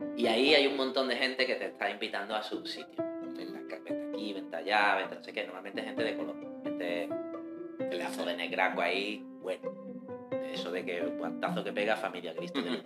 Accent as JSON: {"language": "Spanish", "country": "Spain", "said": "las series que nosotros recibimos en España"}